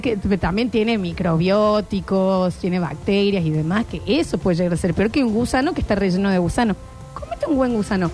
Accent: Argentina; como argentinos

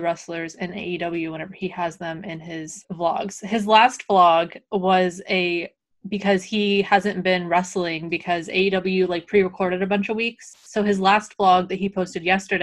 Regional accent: Illinois, United States; I'm from Illinois

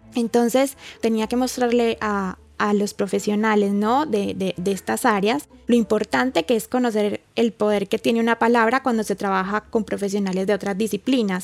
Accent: Colombia; yo soy de Colombia

